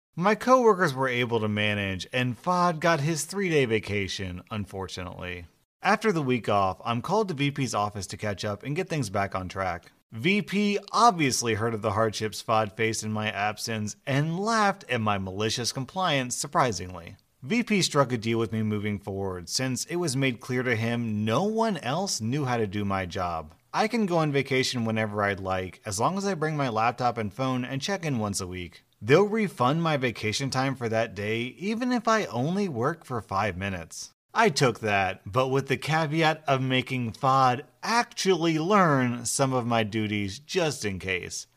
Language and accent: English; United States; I'm an American. I've lived in America all my life